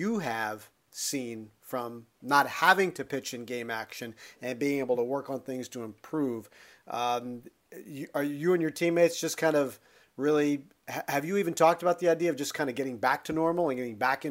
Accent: United States; born there; First generation of our family born in the U.S. Parents are Indian immigrants.

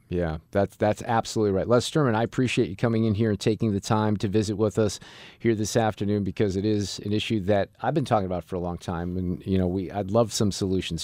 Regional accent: Chesterfield, Missouri, United States; These were West County folks mainly, right, where I grew up out in Baldwin and Chesterfield.

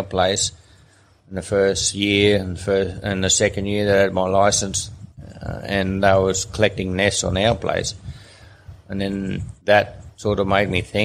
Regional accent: Swim Creek, Northern Territory, Australia; also born or lived in Mary River, Northern Territory; I think I was 10 years or 11 years old when we come to Swim Creek

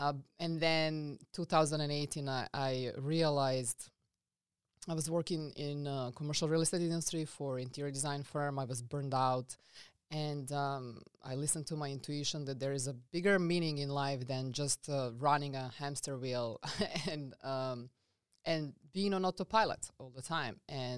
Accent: Serbia; English is a second language; now in United States; So I come from a very small country. I'm coming from Serbia, as you can notice my accent. Funny fact about Serbia that I want to say is that Serbia is the smaller size than South Carolina

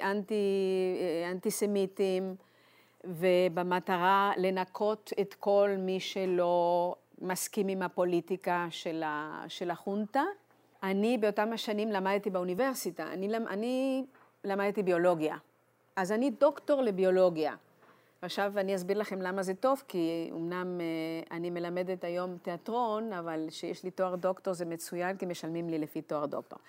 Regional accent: Buenos Aires, Argentina; Hebrew is a second language; moved away as an adult; also born or lived in Eilat; now in Jerusalem, Israel; יש לי מאבא לא יהודי אירי, אימא יהודיה, שנפגשו בארגנטינה ואני נולדתי שם

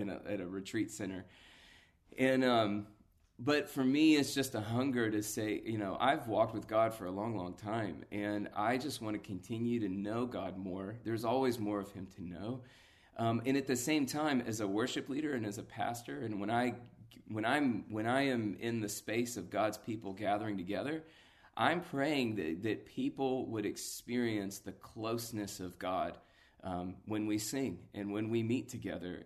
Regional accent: Atlanta, Georgia, United States; a local church, uh, built from the D N A of the Passion Movement in my hometown

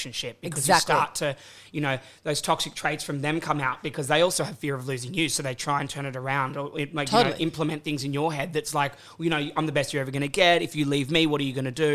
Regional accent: Sydney, New South Wales, Australia; moved away; also born or lived in Brisbane; I'm originally from Sydney, lived in Brisbane for 10 years.

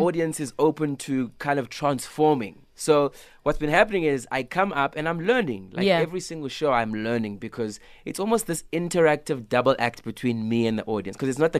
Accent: East London, Eastern Cape, South Africa; I'm in East London, my hometown.

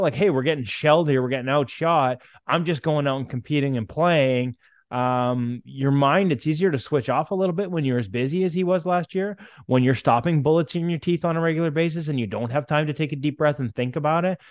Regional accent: Canada; now in Vancouver, Canada; as a Canadian

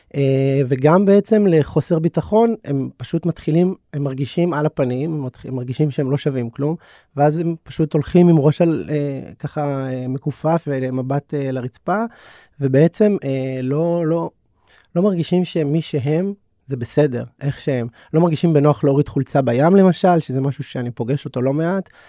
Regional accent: Bnei Brak, Tel Aviv District, Israel; גדלתי כחרדי בבני ברק

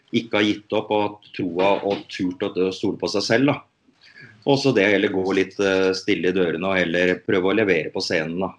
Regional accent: Norway; her hjemme i Norge

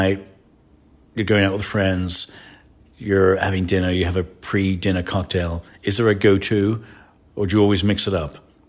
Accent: England, United Kingdom; I'm an Irish Englishman.

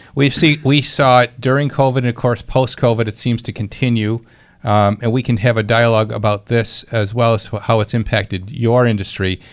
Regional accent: Clarence, New York, United States; Clarence, uh, my hometown.

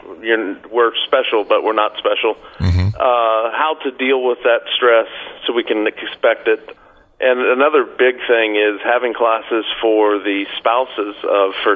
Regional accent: Florida, United States; I'm from Florida

